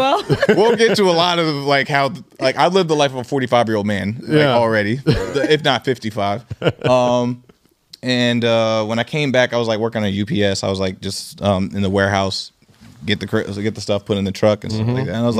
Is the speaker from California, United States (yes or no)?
no; Seattle, Washington, United States; So I'm born from Seattle, and this is my first time.